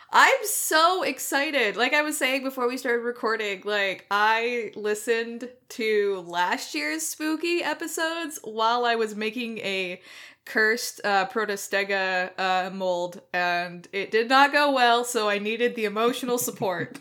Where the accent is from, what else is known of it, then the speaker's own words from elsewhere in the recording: United States; I am an American